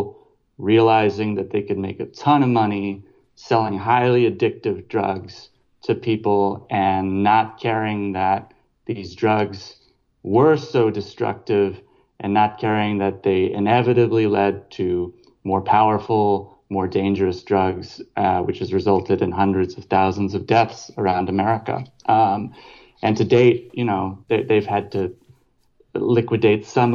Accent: across the river from Louisville, Kentucky, Indiana, United States; also born or lived in Paris, France; now in Berlin, Germany; I'm originally from Indiana, right across the river from Louisville, Kentucky

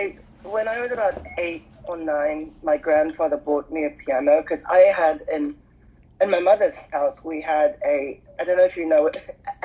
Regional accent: South Africa; moved away; I'm from South Africa originally, and I grew up on a small holding where my grandfather had a plant nursery.

